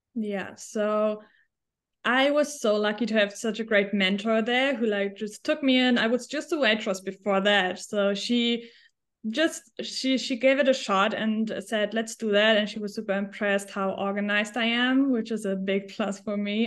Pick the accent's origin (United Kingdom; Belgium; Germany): Germany; English is a second language; moved away as an adult; also born or lived in Switzerland / New Zealand / Australia / United States; I am originally from Germany